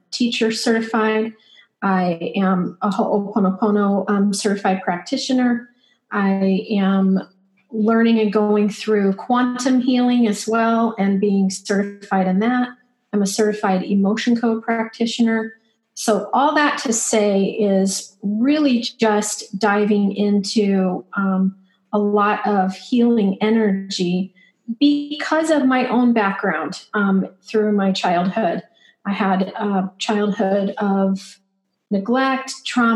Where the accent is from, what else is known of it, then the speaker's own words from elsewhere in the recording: Denver, Colorado, United States; now in Mesa, United States; I'm from Denver